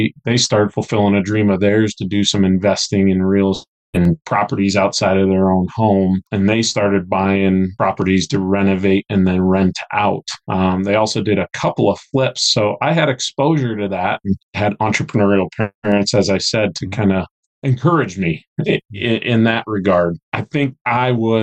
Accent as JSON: {"language": "English", "town": "Denver", "region": "Colorado", "country": "United States", "tie": "born or raised there", "moved": "as an adult", "lives_now": "West Texas, United States", "said": "a town in my hometown in Denver, a suburb of Denver more specifically"}